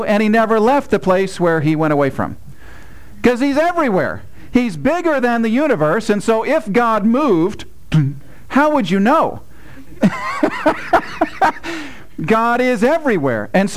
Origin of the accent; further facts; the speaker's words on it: United States; as an American